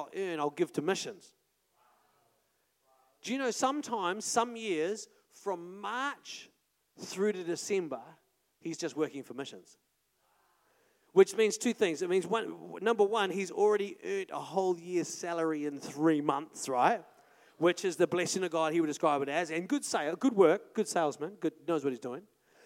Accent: Paraparaumu, Wellington, New Zealand; moved away; also born or lived in Auckland; We're from Paraparam, we didn't like new people, like we already knew everyone in town

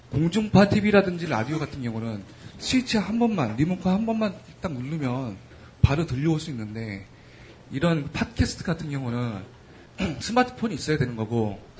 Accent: Mapo, Seoul, South Korea; 아, 저는 마포에서 온 그냥 … 군

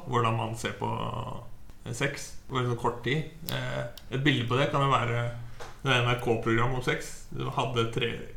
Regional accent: Halden, Østfold, Norway; jeg hadde jo en kompisgjeng hjemme i Halden.

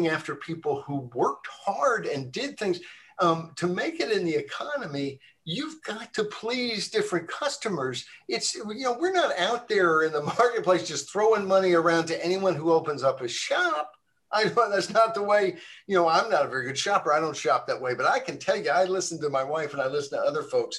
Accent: Arkansas, United States; I grew up in Arkansas.

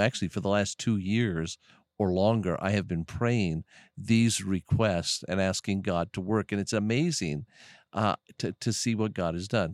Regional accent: United States; We as Americans, since I'm an American

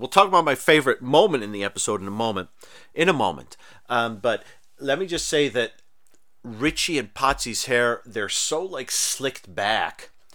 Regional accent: Rochester, New York, United States; also born or lived in Texas / Mexico; I grew up in Rochester, New York, where it gets cold

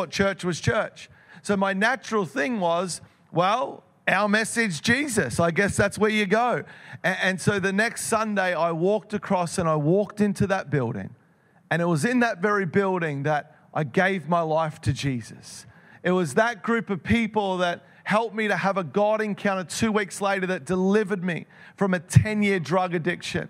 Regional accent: Melbourne, Victoria, Australia; I grew up in Melbourne

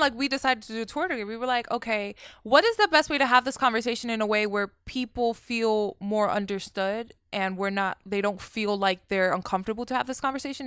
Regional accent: New York, United States; I grew up in New York

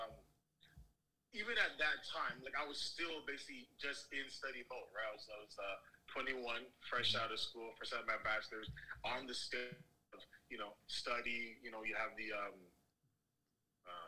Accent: Toronto, Ontario, Canada; Here, based in Toronto, born and raised in Toronto

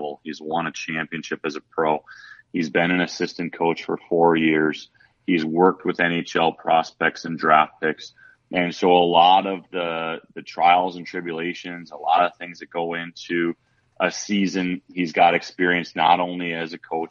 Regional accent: Milwaukee, Wisconsin, United States; now in Indianapolis, United States; my hometown of Milwaukee

